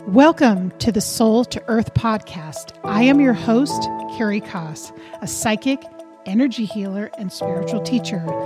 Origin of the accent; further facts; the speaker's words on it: Berkeley, California, United States; I was actually born and raised in Berkeley, California